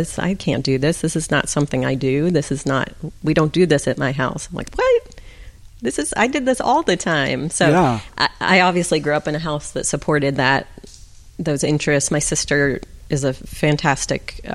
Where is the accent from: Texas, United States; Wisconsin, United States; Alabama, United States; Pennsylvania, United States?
Pennsylvania, United States; Pittsburgh; I grew up in Pittsburgh, Pennsylvania